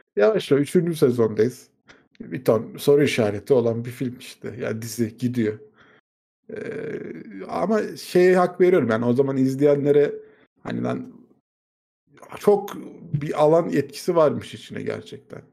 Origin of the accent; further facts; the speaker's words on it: Turkey; Biz Türkler olarak